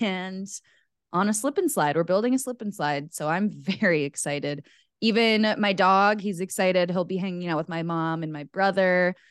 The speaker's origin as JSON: {"language": "English", "town": "Rochester", "region": "Minnesota", "country": "United States", "tie": "born or raised there", "said": "my hometown of Rochester, Minnesota"}